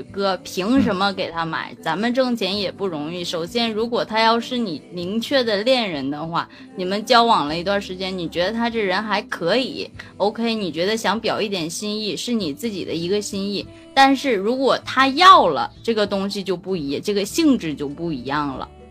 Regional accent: Shenyang, Liaoning, China; 俺们沈阳

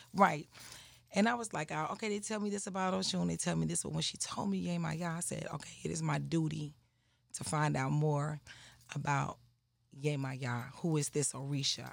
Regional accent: Atlanta, Georgia, United States; also born or lived in Clayton County, Georgia; I'm from Atlanta, Georgia. Atlanta, Atlanta, Southwest Atlanta

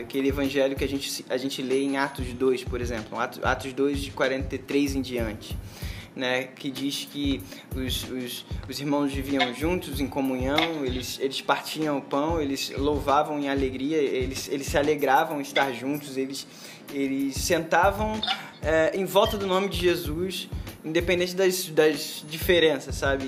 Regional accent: São João de Meriti, Rio de Janeiro, Brazil; moro no Rio de Janeiro, nasci no Rio de Janeiro, em São João de Meriti

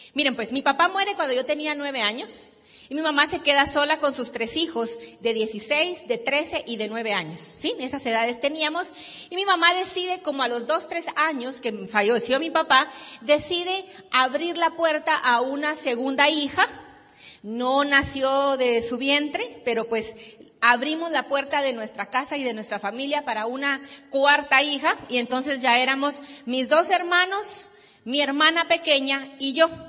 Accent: Guatemala; Vengo de Guatemala

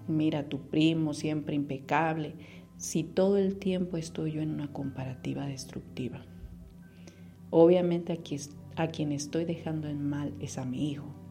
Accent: Mexico; Como mexicanos tenemos una asociación muy grande.

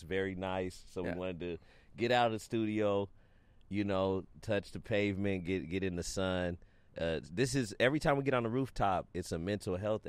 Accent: United States; I'm from America

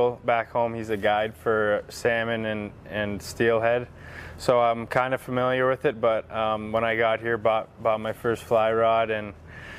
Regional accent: Ontario, Canada; moved away as an adult; now in Boise, United States; I'm from Ontario originally

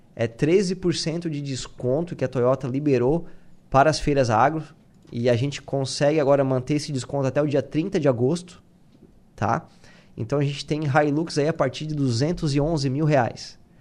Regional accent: Tubarão, Santa Catarina, Brazil; moved away as an adult; eu sou de Tubarão

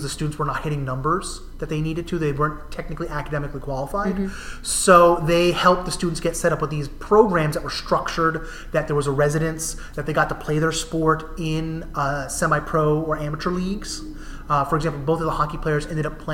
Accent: New Jersey, United States; now in Massachusetts, United States; Where I grew up in New Jersey, they're sometimes called county colleges

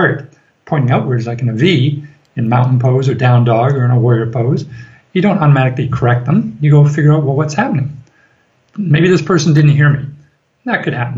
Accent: Ireland; we are from Ireland

